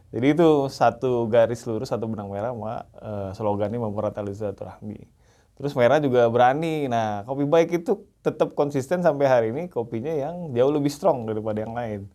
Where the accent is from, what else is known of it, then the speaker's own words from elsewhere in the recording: Palembang, South Sumatra, Indonesia; also born or lived in Cianjur; Asli bukan, asli orang Cianjur sih sebenarnya. Oh, Tapi okay. besar lahir dan besar di Palembang